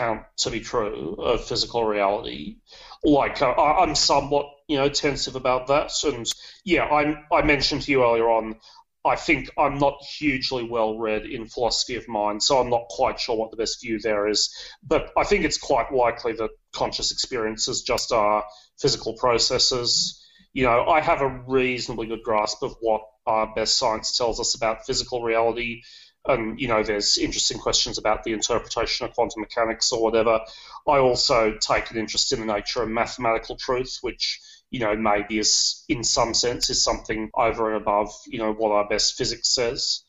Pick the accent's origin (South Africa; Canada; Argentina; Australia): Australia; Sydney, New South Wales; accent: a bit of British accent; moved away as an adult; also born or lived in England / China / Germany; now in Netherlands; I was born in Sydney. Most of my life I lived in Sydney, although I have also worked in China and Germany. You can probably notice a bit of British accent there, like that's because I lived in UK when I was a kid for a little while.